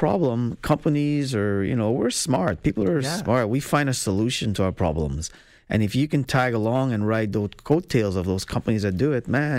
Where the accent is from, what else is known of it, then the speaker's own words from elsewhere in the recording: Trinidad & Tobago; You know, I'm from Trinidad, right? I was mm-hmm. born there.